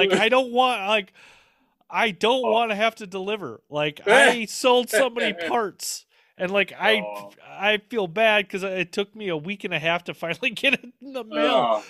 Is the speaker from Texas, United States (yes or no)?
no; Minnesota, United States; accent: Minnesota; And …, like, you're from Minnesota, aren't you? I'm like, yep. She goes, I can tell with the accent. I'm from Minnesota, so.